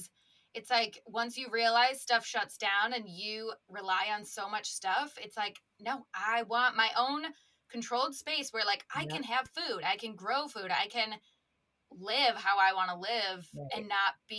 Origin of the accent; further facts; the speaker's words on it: Wisconsin, United States; I grew up in Wisconsin around farms